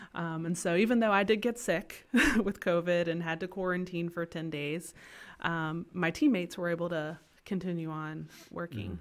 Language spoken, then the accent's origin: English; Kinston, North Carolina, United States; moved away as an adult; also born or lived in Chapel Hill, North Carolina / Greenville, North Carolina; now in Potosi, Bolivia; I was born and raised in Kinston, North Carolina